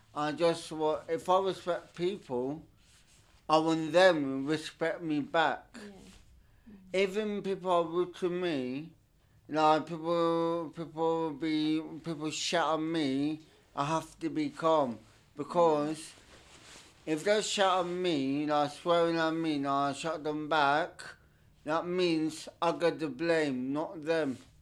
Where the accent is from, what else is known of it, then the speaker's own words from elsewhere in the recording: Turkey; English is a second language; also born or lived in United Kingdom; now in London, United Kingdom; I was born in Turkey